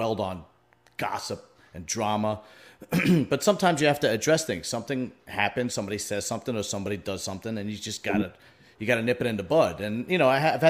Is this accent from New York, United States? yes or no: yes; New York City, New York, United States; I grew up in Bentonhurst, Brooklyn, during a time where that neighborhood was entrenched